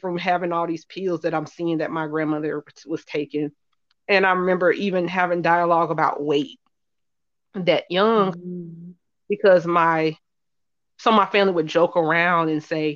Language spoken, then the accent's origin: English; Charlotte, North Carolina, United States; I'm born and raised in Charlotte, North Carolina. I currently live here